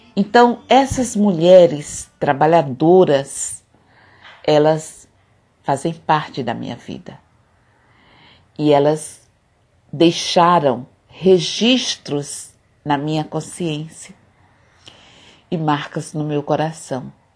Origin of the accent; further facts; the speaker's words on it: Nossa Senhora do Socorro, Sergipe, Brazil; Eu nasci num povoado muito simples e muito pobre, aqui pertinho de Aracaju, mas que pertence ao município de Nossa Senhora do Socorro